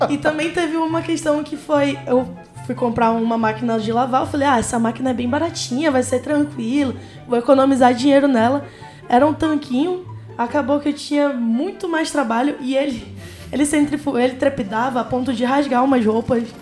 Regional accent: Amazonas, Brazil; Fala, não, eu sou do Amazonas. Eles ficam, mas você fala, você fala chiado. Aí começa, não, no Amazonas a gente também chia.

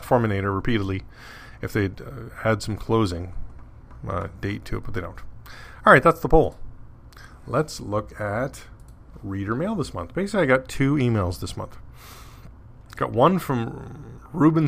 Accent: Canada; I'm Canadian

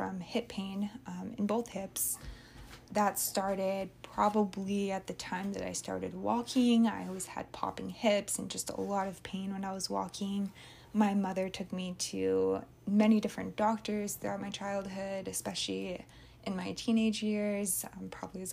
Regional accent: Flagstaff, Arizona, United States; moved away as an adult; also born or lived in Santa Barbara, California; now in Oahu, United States; I'm originally from Flagstaff, Arizona, although I wasn't born there. That's where I spent a majority of my childhood and graduated from high school in 2015

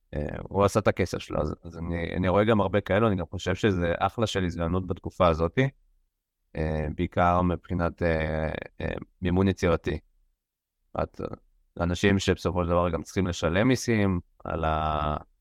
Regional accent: Israel; לנו כישראלים

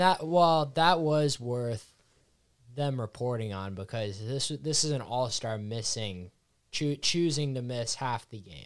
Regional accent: Seattle, Washington, United States; I'm from Seattle

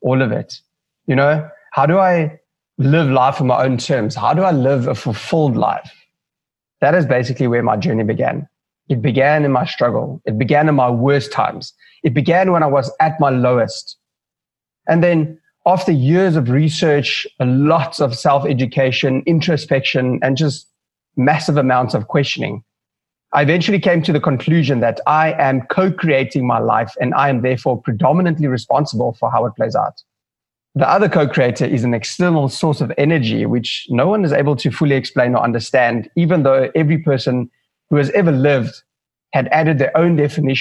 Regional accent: Johannesburg, Gauteng, South Africa; moved away as an adult; now in Cape Town, South Africa; I was born and raised in Johannesburg

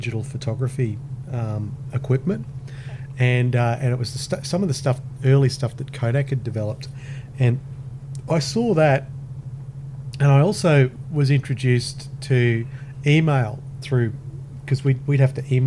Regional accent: Gold Coast, Queensland, Australia; also born or lived in Brisbane; I was born here in Brisbane and I grew up in Launton. And when I was about 5 or 6, we moved to the Gold Coast

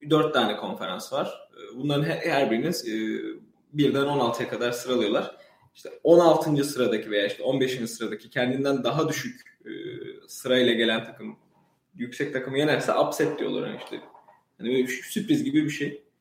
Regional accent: Istanbul, Turkey; moved away as an adult; now in Boston, United States; İstanbulluyum ben normalde doğum, e, doğma büyüme İstanbulluyum. E, burada doktoraya geldim. MIT Ekonomi Departmanı'na.

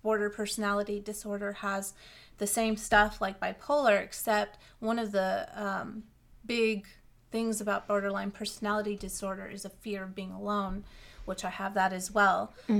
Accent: California, United States; Like, for me, I come from California. It's very sunny all the time and warm. So moving here, and there's actual seasons

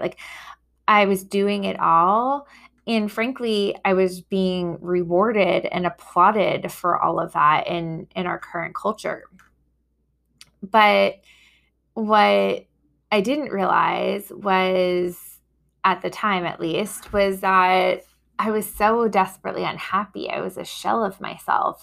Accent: New York, United States; also born or lived in Boston; now in Chicago, United States; I grew up in New York

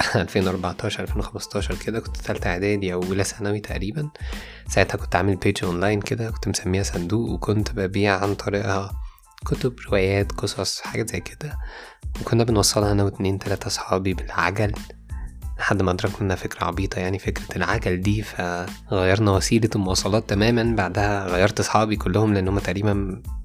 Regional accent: Egypt; بتاعنا كمصريين

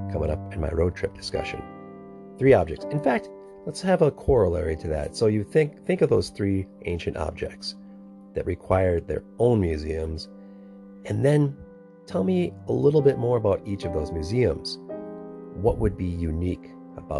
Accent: Annandale, Minnesota, United States; I went to Annandale, Minnesota, my hometown

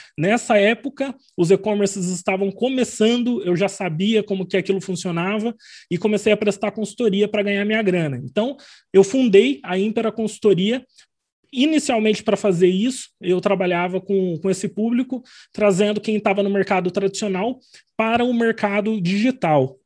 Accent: Arapongas, Paraná, Brazil; also born or lived in São Bernardo do Campo; now in Londrina, Brazil; eu nasci em São Bernardo do Campo, mas vim para o Paraná bem pequenininho, então eu me considero muito mais paranaense

